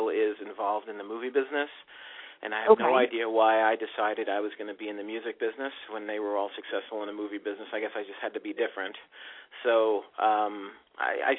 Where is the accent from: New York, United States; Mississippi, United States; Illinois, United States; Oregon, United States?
New York, United States; also born or lived in New Jersey; now in Los Angeles, United States; I grew up in New York. I lived in New Jersey for a while, but I now moved. I live in Los Angeles now.